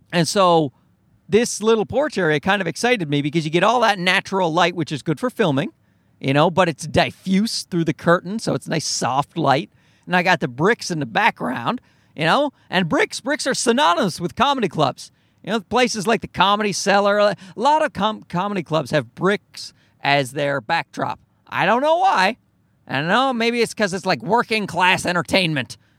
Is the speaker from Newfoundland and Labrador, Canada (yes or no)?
yes; Newfoundland and Labrador, Canada; I'm from Newfoundland.